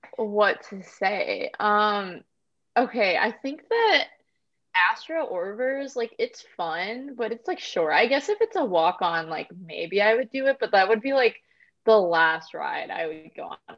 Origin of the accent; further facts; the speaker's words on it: Indiana, United States; moved away as an adult; now in Florida, United States; I'm originally from Indiana near Chicago